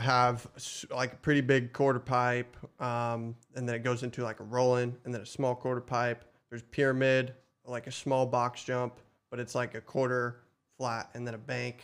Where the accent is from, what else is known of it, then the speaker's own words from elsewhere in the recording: Roseburg, Oregon, United States; Born and raised in Roseburg